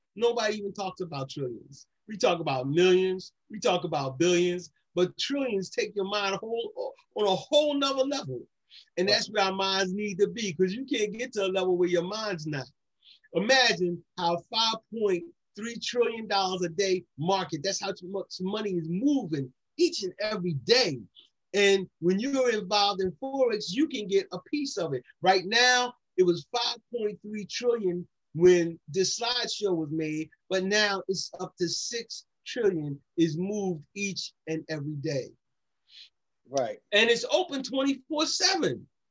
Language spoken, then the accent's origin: English; Philadelphia, Pennsylvania, United States; I'm just a boy from down Nice Town. You know, I'm from Nice Town, Tioga area